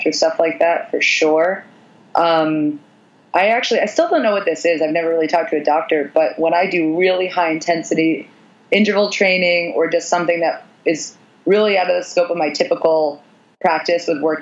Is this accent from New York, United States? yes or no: yes; New York, United States; I'm a New Yorker.